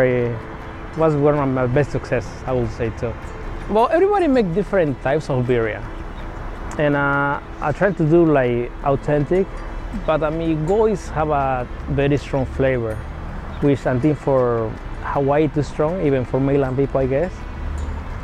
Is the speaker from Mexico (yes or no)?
yes; Mexico; also born or lived in Arizona; now in United States; I'm from Mexico, and my mom is very old school, and she started teaching me about food